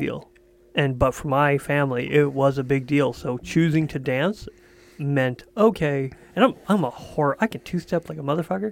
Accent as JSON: {"language": "English", "region": "Quebec", "country": "Canada", "said": "I'm from Quebec."}